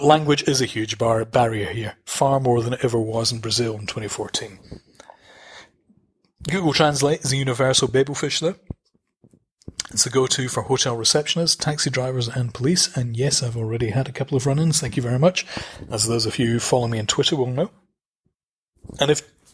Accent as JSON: {"language": "English", "region": "Scotland", "country": "United Kingdom", "moved": "yes", "said": "I am Scottish"}